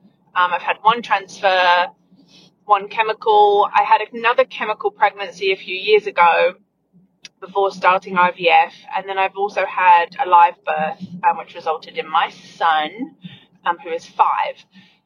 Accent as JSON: {"language": "English", "country": "United Kingdom", "moved": "yes", "lives_now": "Florida, United States", "said": "from Florida. Real quick before I ask my question, Matt, you had said I came by way of Brisbane. I'm actually British, but fun fact, if you live in Florida for 20 years and come from the UK, you end up sounding Australian."}